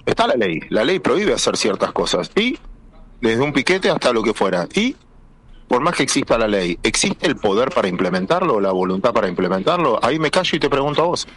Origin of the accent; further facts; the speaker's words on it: Argentina; los argentinos